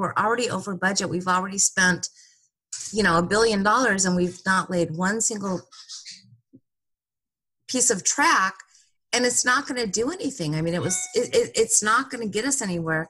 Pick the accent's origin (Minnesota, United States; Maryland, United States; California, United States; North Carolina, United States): California, United States; Santa Monica; And I grew up in Santa Monica, and in the 70s is when Dogtown skates started.